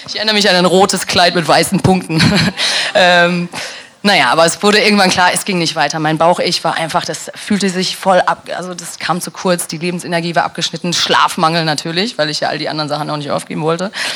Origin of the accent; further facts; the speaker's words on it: Dortmund, North Rhine-Westphalia, Germany; moved away; also born or lived in near Koblenz / London; meiner Heimat Dortmund und im Kaff neben Koblenz